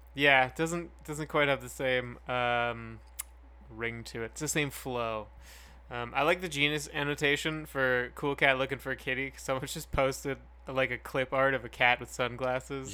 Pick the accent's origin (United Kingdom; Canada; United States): Canada; Calgary, Alberta; where we grew up in Calgary